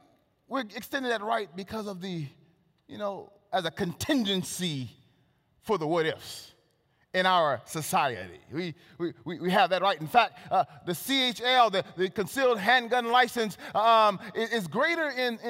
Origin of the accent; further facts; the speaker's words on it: Texas, United States; I was born in Texas. I'm a Texan.